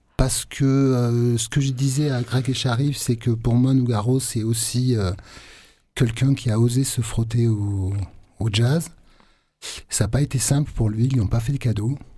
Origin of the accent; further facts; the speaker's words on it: Aveyron, Occitania, France; also born or lived in Marseille; je suis pas marseillais, moi je suis aveyronnais